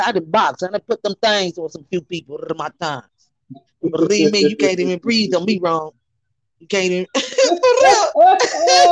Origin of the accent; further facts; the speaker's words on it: Chicago, Illinois, United States; moved away; also born or lived in Minneapolis, Minnesota; Growing up in Chicago